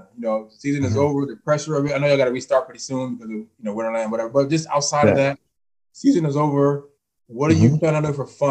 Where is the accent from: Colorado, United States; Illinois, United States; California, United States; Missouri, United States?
Illinois, United States; Chicago; I was from the West Side.